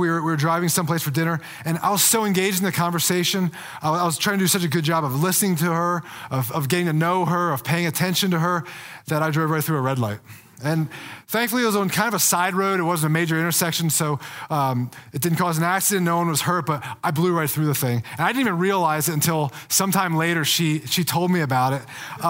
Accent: Pennsylvania, United States; moved away as an adult; now in Colorado, United States; So I'm not a native of Colorado, like many people who live out in Colorado. I'm a transplant. I moved out here from Pennsylvania about 20 years ago after I graduated college.

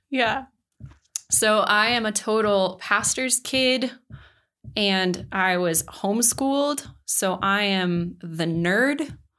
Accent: Mesa, Colorado, United States; now in Denver, United States; I was born and raised in Grand Junction, or at least around that area. Um, more specifically, Mesa, Colorado

